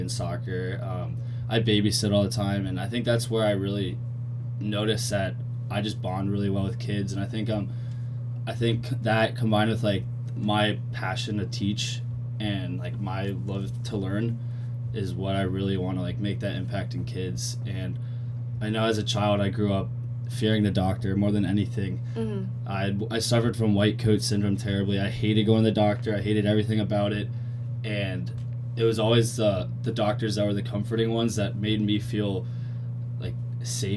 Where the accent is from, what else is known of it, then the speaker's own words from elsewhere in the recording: Cincinnati, Ohio, United States; moved away as an adult; now in Columbia, United States; I'm from Cincinnati, Ohio